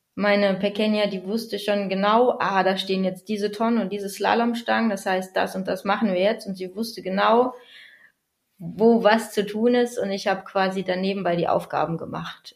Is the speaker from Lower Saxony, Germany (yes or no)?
yes; Bad Bentheim, Lower Saxony, Germany; ich äh, komme aus Bad Bentheim, da wohne ich derzeit an der niederländischen Grenze direkt